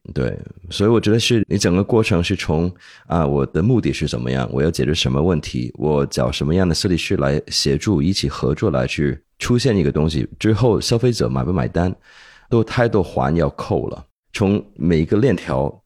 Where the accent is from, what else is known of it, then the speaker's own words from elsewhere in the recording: Hong Kong; accent: 港普, ABC; moved away as an adult; also born or lived in United States; now in Beijing, China; 我是美国出生，香港长大